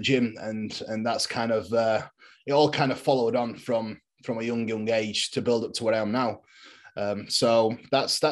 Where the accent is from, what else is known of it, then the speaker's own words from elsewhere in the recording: England, United Kingdom; I am a bodybuilder from England.